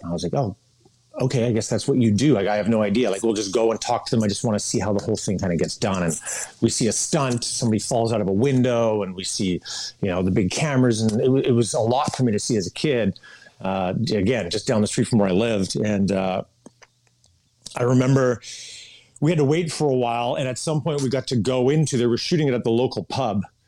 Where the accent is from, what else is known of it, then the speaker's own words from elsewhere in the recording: Kamloops, British Columbia, Canada; I grew up in Kamloops, British Columbia, Canada